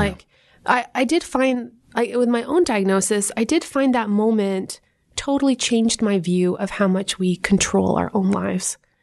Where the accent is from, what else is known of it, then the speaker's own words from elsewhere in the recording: Canada; moved away; as a Canadian